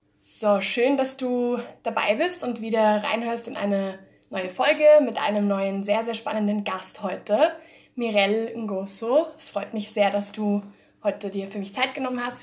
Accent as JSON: {"language": "German", "country": "Spain", "tie": "born or raised there", "also_born_or_lived": "Germany", "moved": "as an adult", "lives_now": "Austria", "said": "ich bin ursprünglich aus Spanien, bin yeah. in Deutschland geboren, bin aber nach Spanien gezogen recht, äh, recht früh"}